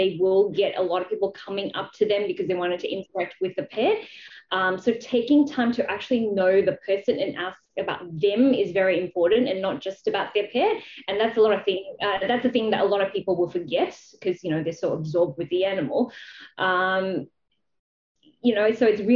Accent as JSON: {"language": "English", "country": "Malaysia", "tie": "born or raised there", "moved": "as an adult", "lives_now": "Australia", "said": "I grew up in Malaysia. I came to Australia to actually study to be a vet"}